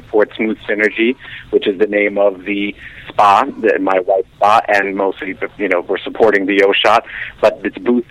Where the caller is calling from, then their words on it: New York City, New York, United States; I'm calling from New York City.